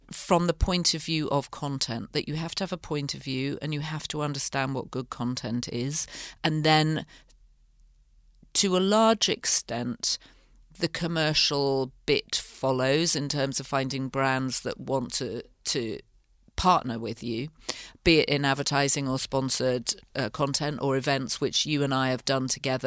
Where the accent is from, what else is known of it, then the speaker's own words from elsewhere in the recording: the north of England, United Kingdom; moved away as an adult; also born or lived in London; I grew up in the north of England